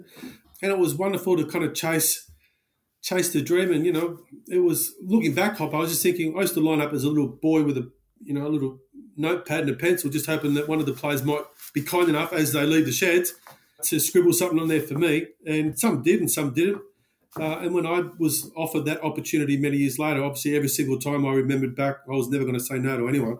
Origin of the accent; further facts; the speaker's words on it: Sydney, New South Wales, Australia; also born or lived in Caringbah; So we grew up out west in Tregear, suburb of Mount Druitt.